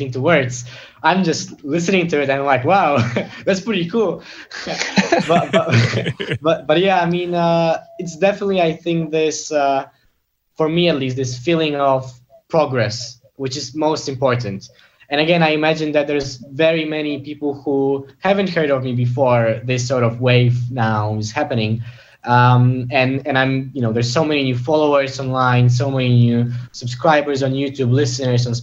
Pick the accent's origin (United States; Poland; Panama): Poland; moved away; back in my hometown in a pretty small city in Poland